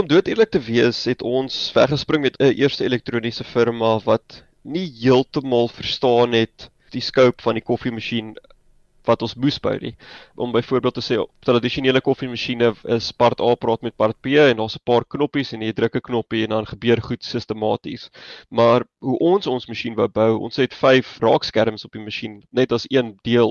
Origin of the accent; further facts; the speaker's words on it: Johannesburg, Gauteng, South Africa; moved away as an adult; also born or lived in Stellenbosch; oorspronklik van Johannesburg af en ek het daar skool gegaan